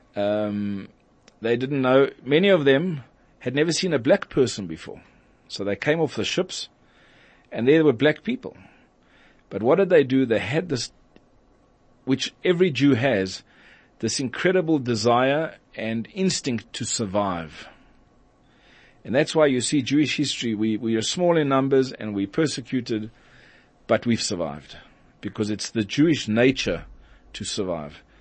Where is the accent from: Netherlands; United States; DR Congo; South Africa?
South Africa; Johannesburg, Gauteng; growing up in Johannesburg, so I speak Yiddish and Afrikaans and English and Hebrew